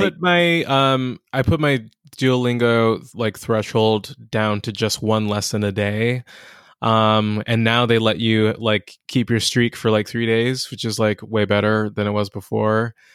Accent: Inglewood, California, United States; also born or lived in Ladera Heights, Los Angeles; I'm from here. I'm from, um, I'm from Inglewood, um, but I'm from all over L

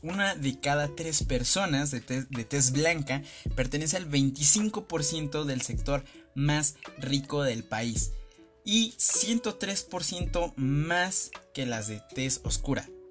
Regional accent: Mexico; soy mexicano

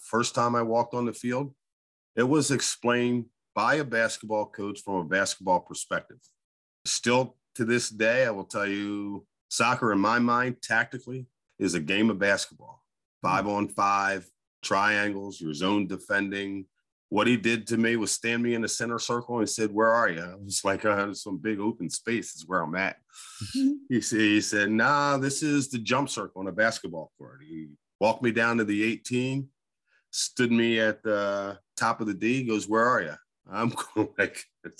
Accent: Coatesville, Pennsylvania, United States; Born and raised in Coatesville by a single mother. And those folks that don't know Coatesville, it's west of Philadelphia

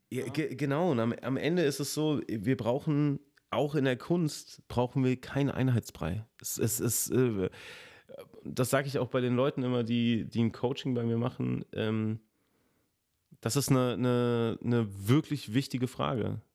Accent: a village south of Giessen, Hesse, Germany; now in Giessen, Germany; ich komme auch aus dem Dorf. Also von daher, ja, also süd, südlich von Gießen

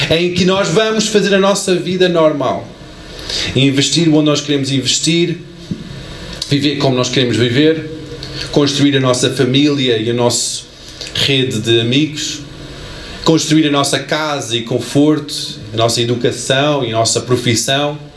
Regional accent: United States; born there; da terra onde eu cresci, que eu nasci, não, não cresci bem, mas nasci, Estados Unidos

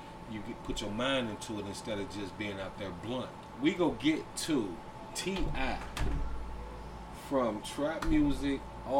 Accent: Cincinnati, Ohio, United States; born or raised there; moved away

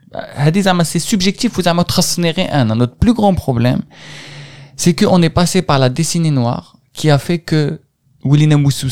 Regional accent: Algeria; moved away as an adult; now in France; je suis parti, j'ai quitté l'Algérie

